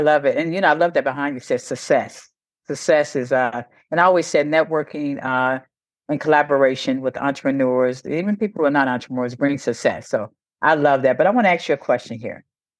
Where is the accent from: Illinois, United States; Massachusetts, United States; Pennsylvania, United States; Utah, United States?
Illinois, United States; Chicago; I didn't realize we was from the Midwest. I'm from Chicago.